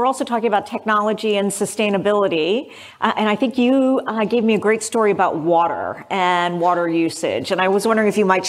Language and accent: English; California, United States; as a Californian, I appreciate that.